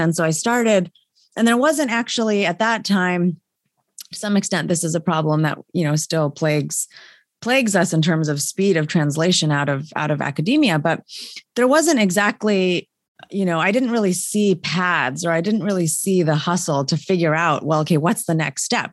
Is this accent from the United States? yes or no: yes; State College, Pennsylvania, United States; I'm from State College, Pennsylvania, home of Penn State. Um, so grew up, um, you know, uh, in the middle of a university campus effectively